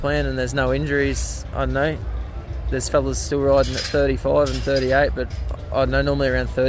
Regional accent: Caboolture, Queensland, Australia; Oh, I'm from Caboolture. I've been coming up here since 2011.

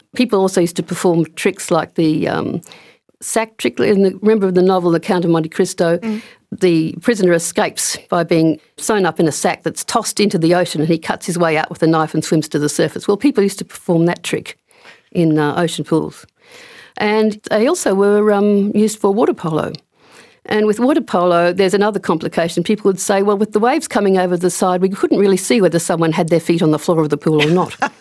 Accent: Brisbane, Queensland, Australia; moved away as an adult; also born or lived in Canberra / Shoalhaven, New South Wales; now in Perth, Australia; I wasn't always based in Perth. I grew up in Brisbane

